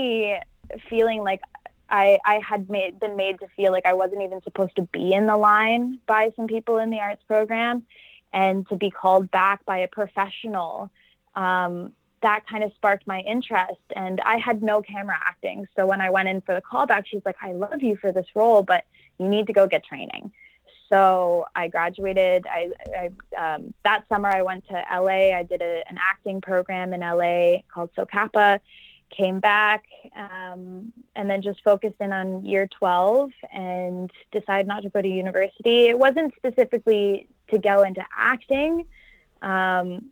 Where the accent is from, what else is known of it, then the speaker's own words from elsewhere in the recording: Toronto, Ontario, Canada; growing up in Toronto, I was lucky enough to live in a suburb out of the main downtown core